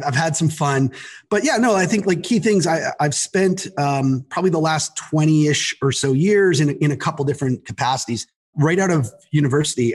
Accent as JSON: {"language": "English", "town": "Toronto", "region": "Ontario", "country": "Canada", "moved": "as an adult", "lives_now": "United States", "said": "I'm from Toronto. And then I moved down here to work at Verizon Wireless."}